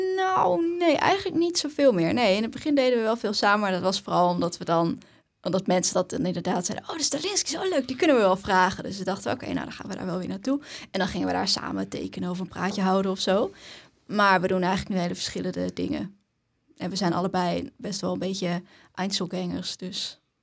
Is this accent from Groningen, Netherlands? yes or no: yes; Haren, Groningen, Netherlands; ik kom uit Haren.